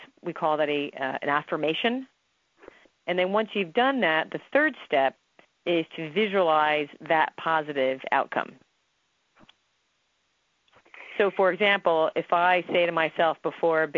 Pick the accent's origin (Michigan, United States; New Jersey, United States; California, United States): New Jersey, United States; I'm from New Jersey. I'm Italian